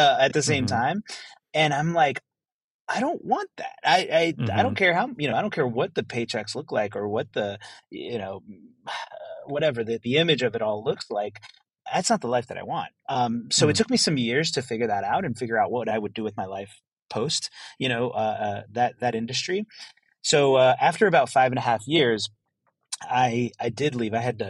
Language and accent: English; El Salvador; also born or lived in Maryland, United States; So I was born in the U.S. I was born in Maryland. And I spent actually some of my formative years, even though I was born over there, I spent some of my formative years here in El Salvador.